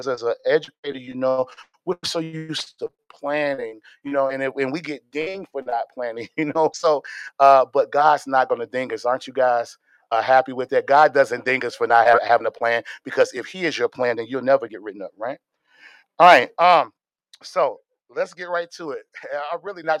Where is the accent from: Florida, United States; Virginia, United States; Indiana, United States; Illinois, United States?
Indiana, United States; Gary; now in Stafford, United States; I'm from Gary, Indiana